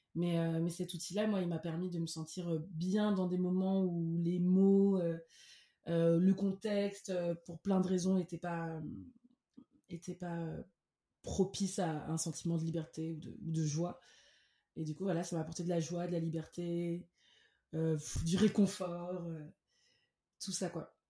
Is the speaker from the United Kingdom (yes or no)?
no; Cameroon; first language French; moved away as an adult; also born or lived in France; now in Lyon, France; J'ai grandi au Cameroun. Euh, de mes 5 à mes 18 ans, après une toute petite enfance ici en France